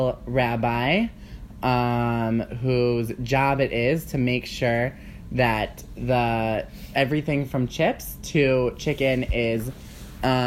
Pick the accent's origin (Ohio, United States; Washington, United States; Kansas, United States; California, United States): Ohio, United States; Cleveland; moved away as an adult; also born or lived in Cincinnati, Ohio; now in New York, United States; I am from Cleveland, Ohio. Born and raised, went to school in Cincinnati